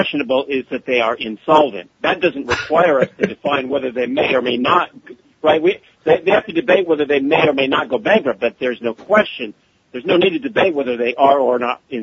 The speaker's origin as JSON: {"language": "English", "town": "Portland", "region": "Oregon", "country": "United States", "moved": "yes", "lives_now": "New Orleans, United States", "said": "I'm from Oregon originally, Portland, Oregon."}